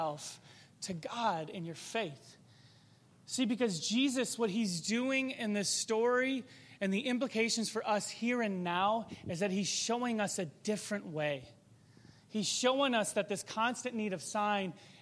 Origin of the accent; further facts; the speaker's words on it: Chicago suburbs, Illinois, United States; I grew up in the Chicago suburbs